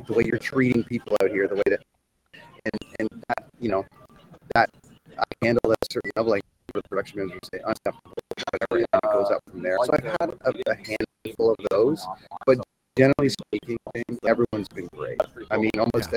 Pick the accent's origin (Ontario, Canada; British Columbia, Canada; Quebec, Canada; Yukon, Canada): Ontario, Canada; Toronto; also born or lived in Vancouver; in Toronto in my hometown